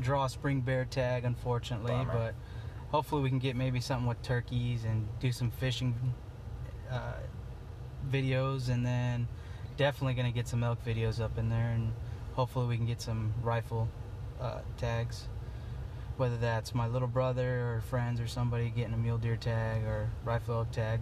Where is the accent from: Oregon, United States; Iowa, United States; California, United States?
Oregon, United States; Eastern; I'm from Eastern Oregon, and I am the founder of EO Boys